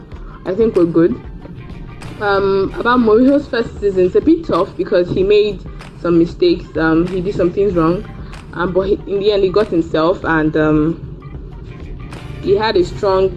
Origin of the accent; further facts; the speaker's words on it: Nigeria; I am from Nigeria